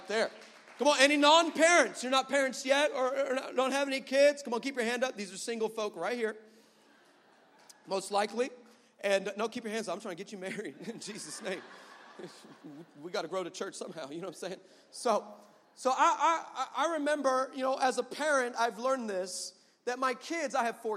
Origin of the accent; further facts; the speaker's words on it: El Paso, Texas, United States; I'm from El Paso